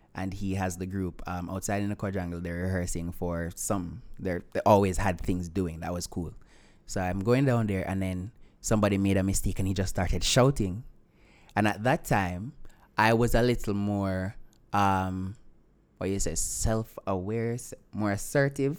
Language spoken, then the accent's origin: English; Vernam Field, Clarendon, Jamaica; I'm from Clarendon